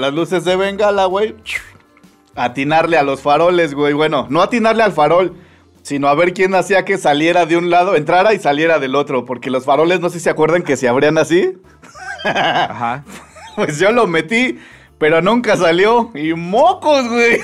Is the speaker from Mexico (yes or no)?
yes; Tlalnepantla, State of Mexico, Mexico; yo crecí en en Tlalnepantla